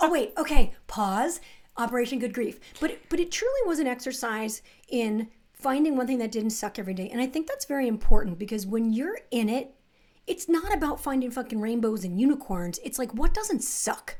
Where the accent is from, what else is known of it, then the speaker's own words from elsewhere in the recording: New Jersey, United States; I grew up in the New Jersey suburbs, pretty middle class